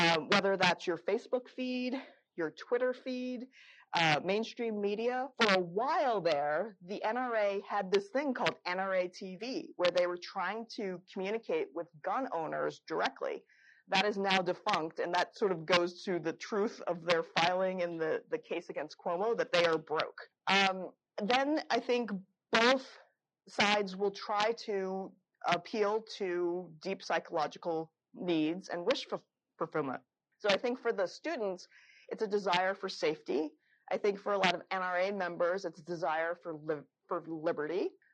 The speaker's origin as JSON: {"language": "English", "region": "Florida", "country": "United States", "said": "Publix is my local uh, grocery store. I'm from Florida as well"}